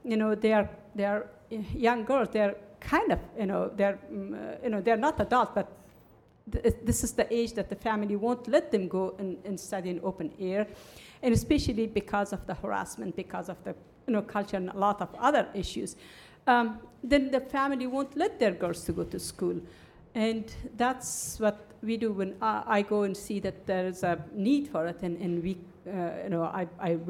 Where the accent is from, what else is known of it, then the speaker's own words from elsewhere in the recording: Afghanistan; moved away as an adult; There are a lot of women there in my hometown